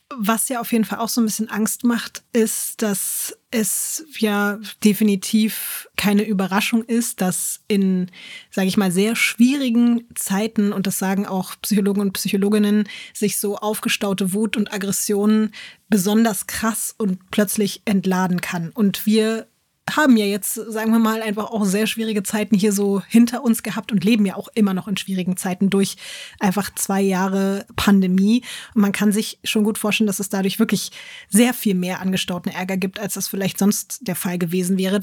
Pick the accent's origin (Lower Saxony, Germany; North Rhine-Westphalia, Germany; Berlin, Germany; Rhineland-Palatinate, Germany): Berlin, Germany; Ja, also ich habe in Berlin Berlin schon, glaube ich, mit elf oder so meine erste schlimme Schlägerei und mit zwölf, glaube ich, die erste schlimme Messerstecherei gesehen.